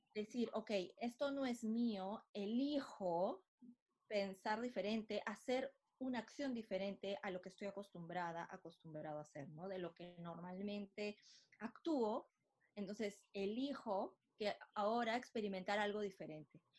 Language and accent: Spanish; Lima, Peru; soy de Lima, Perú